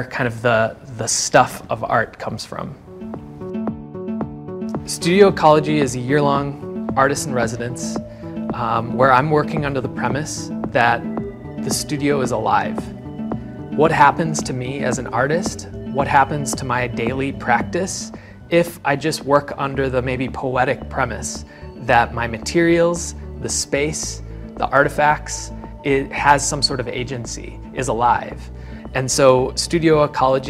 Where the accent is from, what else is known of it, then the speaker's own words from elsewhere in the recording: Green Bay, Wisconsin, United States; also born or lived in Forest County, Wisconsin; now in Milwaukee, United States; I grew up in Green Bay